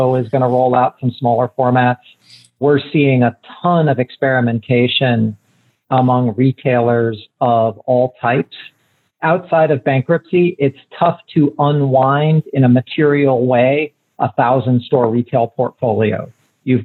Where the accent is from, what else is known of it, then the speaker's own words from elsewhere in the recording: Columbus, Ohio, United States; moved away; I'm originally from Columbus, Ohio.